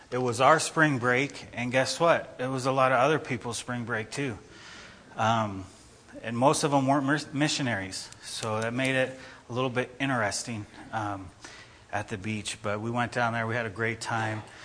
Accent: Idaho, United States; People ask, "Where are you guys from?" You say Idaho.

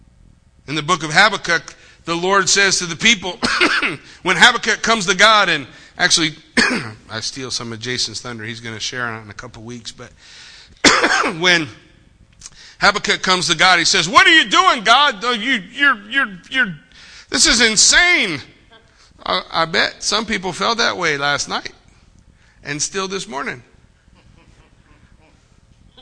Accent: United States; before I am an American, before I am a Marine

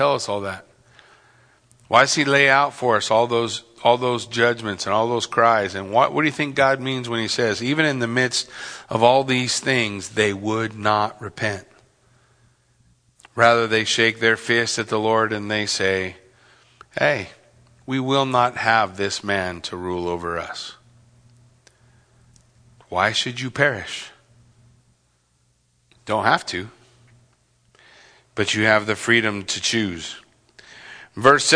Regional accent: Yucaipa, California, United States; I grew up in Yucaipa in California.

